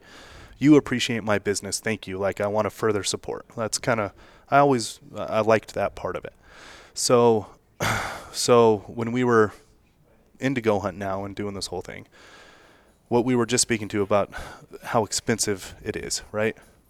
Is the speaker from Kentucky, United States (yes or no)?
no; Las Vegas, Nevada, United States; So I'm from the gaming, and I'm born and raised in Las Vegas, from the gaming industry, obviously.